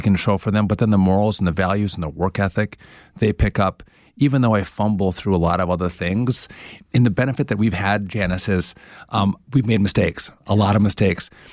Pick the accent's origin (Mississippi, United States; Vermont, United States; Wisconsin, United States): Wisconsin, United States; moved away as an adult; now in New Jersey, United States; I couldn't have had a better setup to run for governor in my home state, which I love